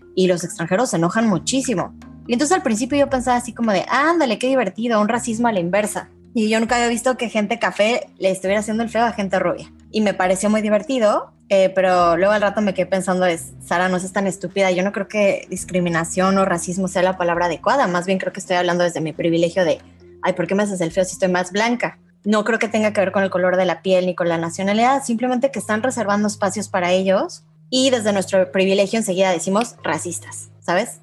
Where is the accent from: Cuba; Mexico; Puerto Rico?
Mexico; now in United Arab Emirates; vengo de México